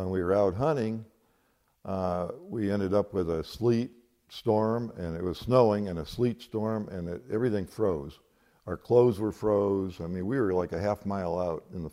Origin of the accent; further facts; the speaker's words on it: Cleveland, Ohio, United States; I was born in Cleveland, March 31st, 1941, University Hospital